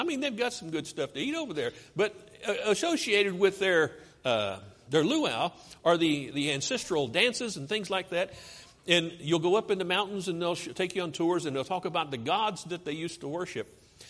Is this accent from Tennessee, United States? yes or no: no; West Virginia, United States; This is my home state, West Virginia.